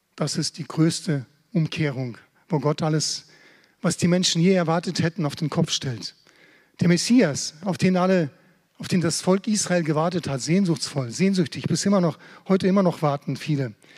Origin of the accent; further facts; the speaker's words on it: Germany; als Deutsche